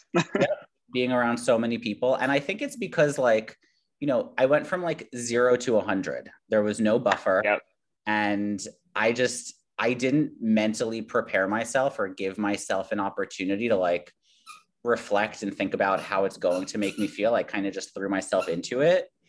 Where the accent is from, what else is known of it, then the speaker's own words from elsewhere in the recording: New York City, New York, United States; I grew up in Queens. This is like New York is my home